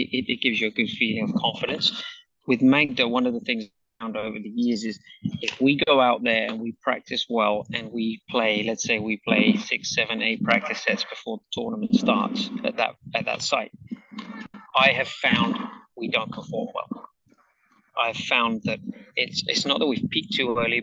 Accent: England, United Kingdom; growing up in England

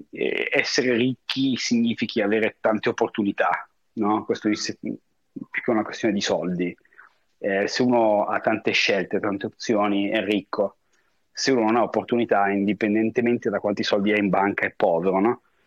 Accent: Como, Lombardy, Italy; moved away as an adult; also born or lived in Paris, France / New York, United States / Hong Kong; now in Miami, United States; sono sul lago di Como, che è anche il posto dove io sono nato e cresciuto

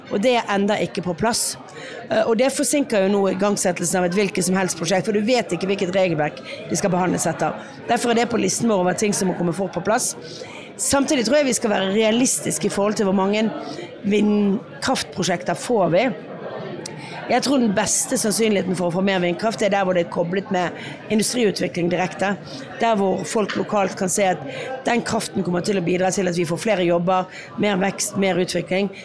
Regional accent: Bergen, Vestland, Norway; jeg kommer fra Bergen

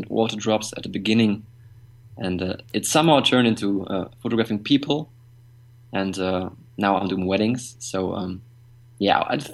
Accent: Bottrop, North Rhine-Westphalia, Germany; Home is in Germany. It's a small town called Bottrop. It's an industrial area, and the next big cities are Dortmund and Düsseldorf, which some of you might know. So, but I don't think that my hometown is actually quite known in the world

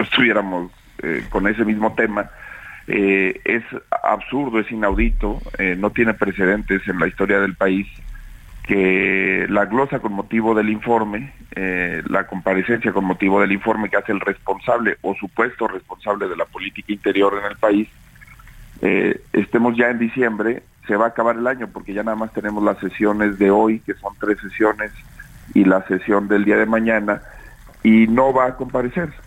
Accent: Zacatecas, Mexico; Yo soy, por ejemplo, zacatecano.

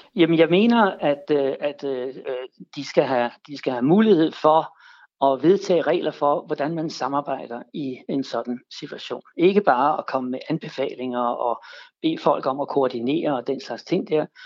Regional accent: Denmark

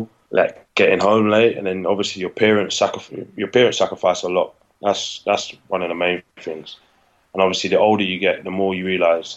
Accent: London, United Kingdom; I was from South London.

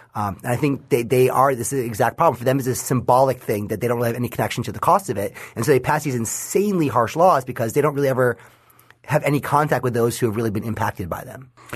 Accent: New York, United States; my home state of New York

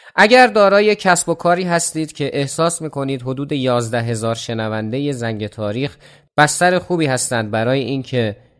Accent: Iran; به عنوان یک ایرانی

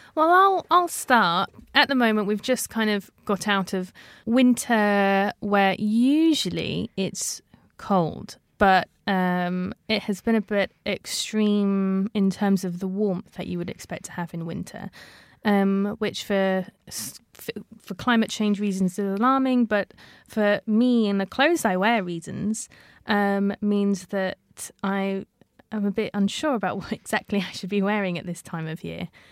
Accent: London, United Kingdom; I was born and raised in London, initially growing up in an area called Sipson, which is just outside of Heathrow Airport

